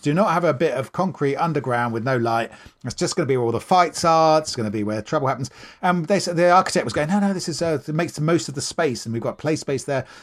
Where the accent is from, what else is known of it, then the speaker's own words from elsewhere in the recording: Maidenhead, South East England, United Kingdom; I grew up in Maidenhead in Berkshire.